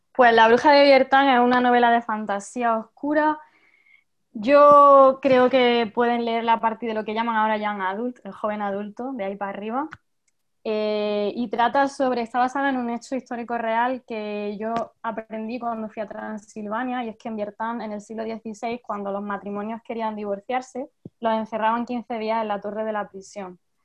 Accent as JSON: {"language": "Spanish", "town": "Jaén", "region": "Andalusia", "country": "Spain", "said": "yo soy de Jaén"}